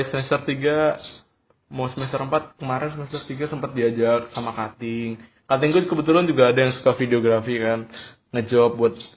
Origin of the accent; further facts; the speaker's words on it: Bekasi, West Java, Indonesia; now in Yogyakarta, Indonesia; kalau gue kan dari Bekasi ke Jogja istilahnya dari walaupun Jogja tuh udah maju cuman dari kota tetap ke desa